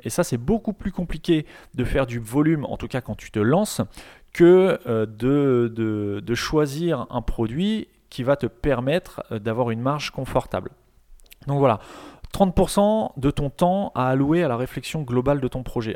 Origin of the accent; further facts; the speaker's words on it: Rouen, Normandy, France; je suis de Rouen